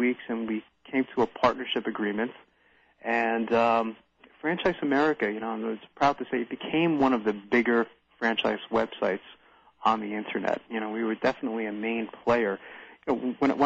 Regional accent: New Jersey, United States; moved away as an adult; also born or lived in New York; now in Williams Township, United States; I've been from New Jersey most of my life and lived in New York for a little while as well

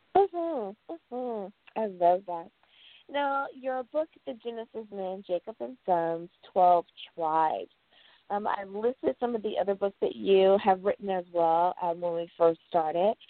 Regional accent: United States; my home country, the good old U.S.

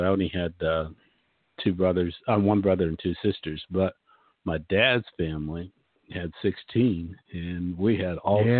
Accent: Mercer, Pennsylvania, United States; I'm from a little town originally in Pennsylvania called Mercer, Pennsylvania. I tell people it's the intersection of interstates, highways 79 and 80, just a little hole in the wall.

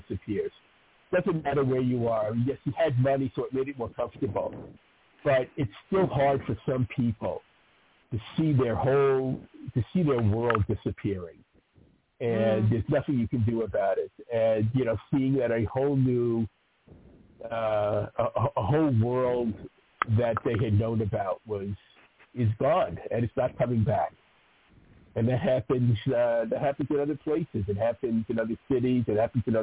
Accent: New York City, New York, United States; growing up in New York

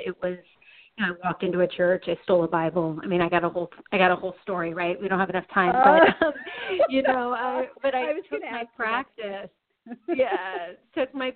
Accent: Tucson, Arizona, United States; now in Phoenix, United States; I was born and raised in Tucson. I make my home in Phoenix, which makes me a native of Arizona.

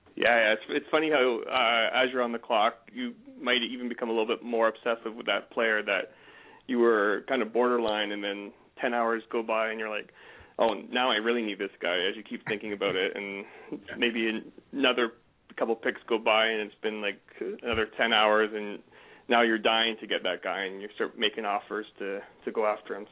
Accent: Canada; I'm a Canadian

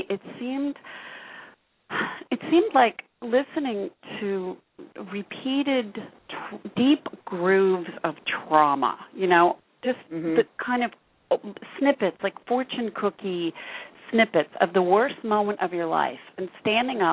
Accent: West Coast, United States; I'm from the West Coast

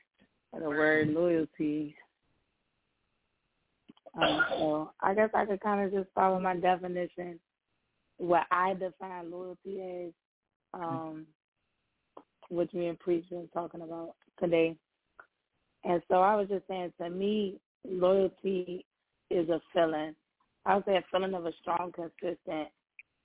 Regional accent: Chicago, Illinois, United States; accent: mixture of South Side of Chicago and DMV; also born or lived in DMV; I'm from Chicago. But my second home is the DMV, so I kind of have, like, a mixture

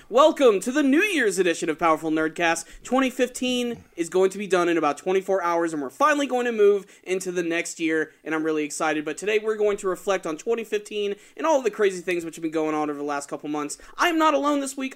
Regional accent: Atlanta, Georgia, United States; I'm from Atlanta

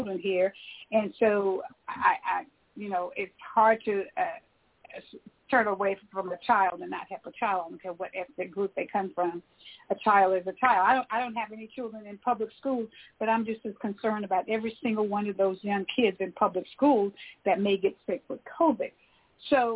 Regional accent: United States; as an American, if these things were going on in the country where we live, I wouldn't want to leave my country

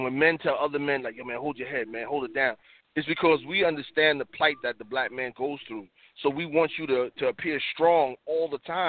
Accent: New York City, New York, United States; I'm from Harlem, you know, the Bronx.

